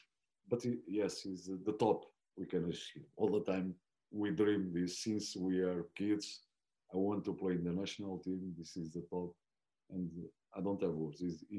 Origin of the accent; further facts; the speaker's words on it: Florence, Tuscany, Italy; English is a second language; My club is Firenze. When I start, it's from my city. My father was a director there.